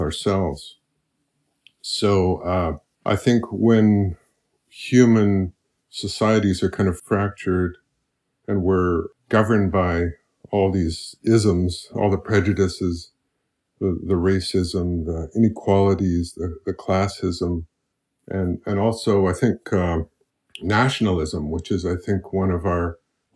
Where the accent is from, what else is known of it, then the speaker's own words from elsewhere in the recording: Saskatchewan, Canada; moved away as an adult; now in Molokai, United States; I was born and raised in Saskatchewan. I've lived there all my life